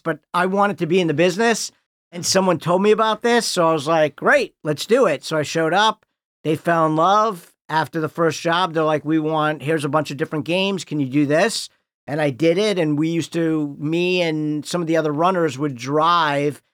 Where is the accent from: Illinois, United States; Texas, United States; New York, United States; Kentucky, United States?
Illinois, United States; Highland Park; moved away; I grew up in Highland Park